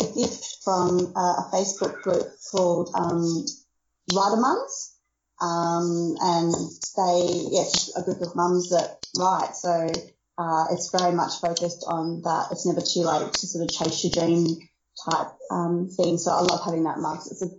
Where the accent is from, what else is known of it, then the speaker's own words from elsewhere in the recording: Brisbane, Queensland, Australia; Well, yes, I'm from Brisbane, Australia, though I've lived around most of the country.